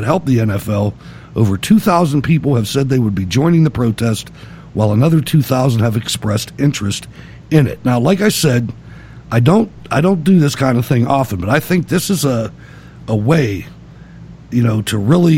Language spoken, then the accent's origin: English; Pittsburgh, Pennsylvania, United States; I was from Pittsburgh